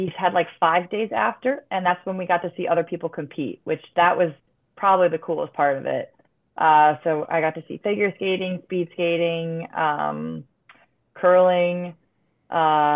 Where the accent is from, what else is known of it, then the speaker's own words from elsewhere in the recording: Buffalo, New York, United States; being in my hometown. I had family for all my games